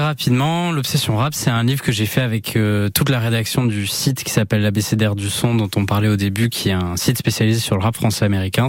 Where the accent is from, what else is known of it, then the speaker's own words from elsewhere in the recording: Anglet, Nouvelle-Aquitaine, France; moved away as an adult; also born or lived in Bayonne / Paris / Tours / Detroit; Je suis né donc à Bayonne et j'ai grandi à Anglette, bah, de 0 à 18 ans et après je suis parti faire mes études euh, à Paris.